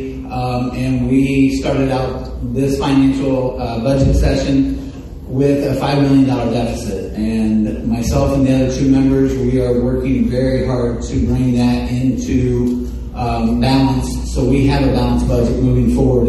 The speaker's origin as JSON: {"language": "English", "town": "Muncie", "region": "Indiana", "country": "United States", "tie": "born or raised there", "said": "I too was born and raised in Muncie, Indiana"}